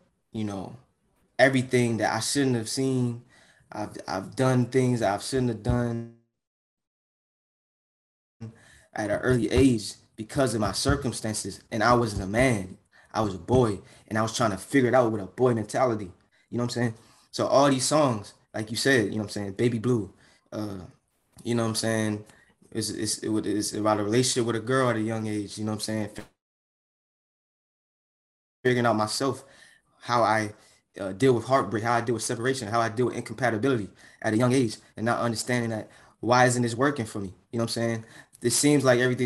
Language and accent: English; Hyattsville, Maryland, United States; I grew up in Prince George's County, Hyattsville, Tillam, Langley Park, Adelphi area